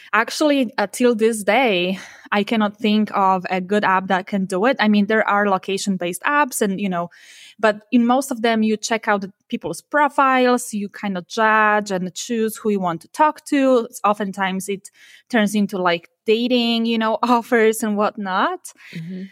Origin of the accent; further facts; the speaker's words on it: Poland; moved away as an adult; also born or lived in Warsaw, Poland; now in Silicon Valley, United States; I moved from my hometown to Warsaw, you know, in Poland to the capital of Poland